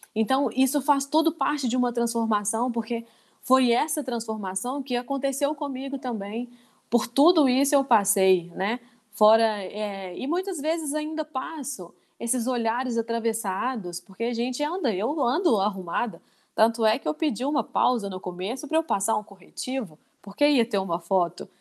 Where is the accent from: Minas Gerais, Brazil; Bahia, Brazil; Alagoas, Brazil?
Minas Gerais, Brazil; Divinópolis; also born or lived in Ponte Nova; Eu moro em Divinópolis há 34 anos